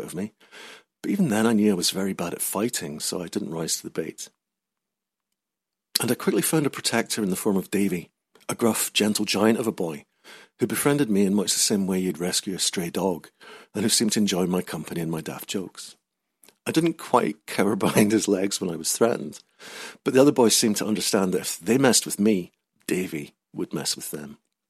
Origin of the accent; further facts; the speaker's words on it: Scotland, United Kingdom; I changed it, just in time to move to a different part of Scotland, where my accent was now deemed too rough.